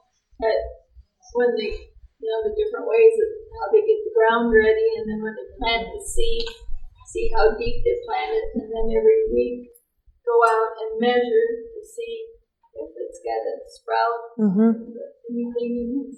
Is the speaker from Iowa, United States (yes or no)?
yes; Iowa, United States; I'm actually from Iowa.